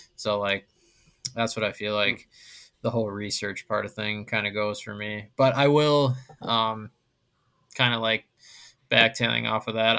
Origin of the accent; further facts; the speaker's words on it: Wisconsin, United States; I grew up on Wisconsin